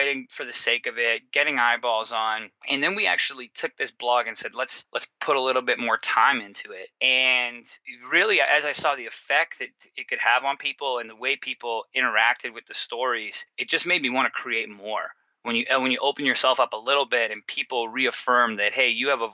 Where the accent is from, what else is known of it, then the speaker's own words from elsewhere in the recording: Surrey, British Columbia, Canada; moved away as an adult; also born or lived in Toronto; I'm originally from a suburb from Vancouver, British Columbia, called Surrey. So I'm from there. I grew up playing sports my whole life